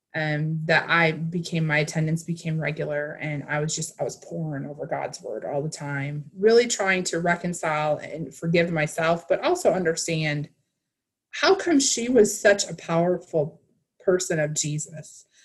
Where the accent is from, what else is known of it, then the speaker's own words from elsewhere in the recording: Wisconsin, United States; I grew up in Midwest Wisconsin